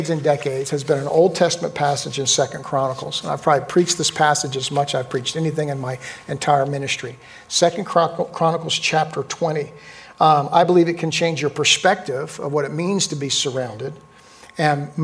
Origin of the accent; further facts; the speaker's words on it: New Jersey, United States; growing up in New Jersey